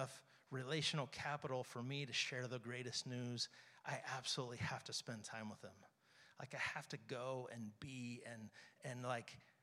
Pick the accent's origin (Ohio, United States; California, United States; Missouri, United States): Missouri, United States; St. Joseph; I grew up here in St. Joe.